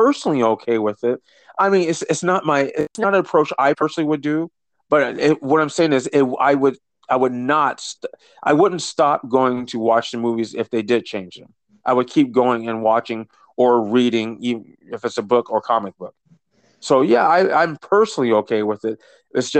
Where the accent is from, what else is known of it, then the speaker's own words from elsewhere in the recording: Lincoln, Nebraska, United States; I was born and raised here in Lincoln